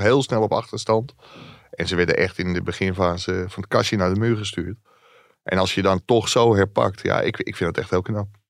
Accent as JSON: {"language": "Dutch", "town": "Ilpendam", "region": "North Holland", "country": "Netherlands", "said": "ik kom uit Ilpendam"}